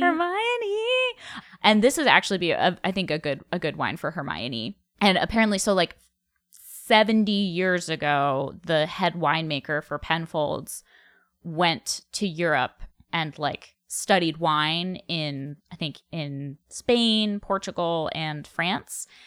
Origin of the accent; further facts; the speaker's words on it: New England, United States; moved away as an adult; also born or lived in New York / Colorado; now in New Mexico, United States; I grew up in New England. I went to college in New England. I moved to New York.